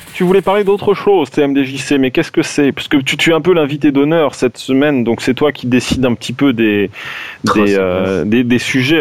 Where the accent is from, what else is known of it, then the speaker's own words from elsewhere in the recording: France; on est des Français